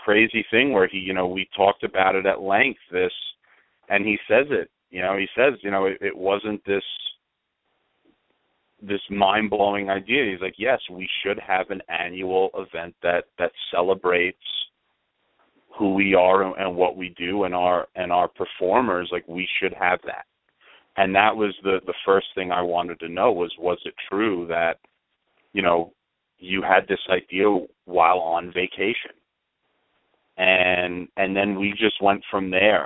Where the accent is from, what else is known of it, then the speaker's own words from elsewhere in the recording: Long Island, New York, United States; I grew up on Long Island.